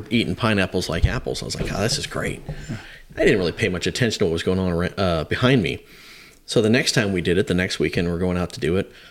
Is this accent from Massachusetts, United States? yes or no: no; Hawaii, United States; that was just it was just growing up in Hawaii and and uh, kind of my rebellious days there